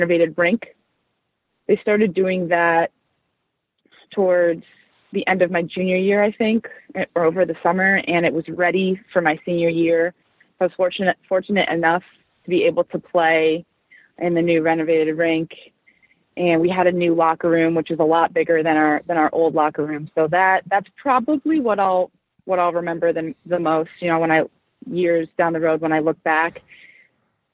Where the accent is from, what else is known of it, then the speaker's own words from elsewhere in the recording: Westfield, New Jersey, United States; also born or lived in Providence, Rhode Island; I grew up in Westfield, New Jersey, actually not too far from the Riveters home rink in Newark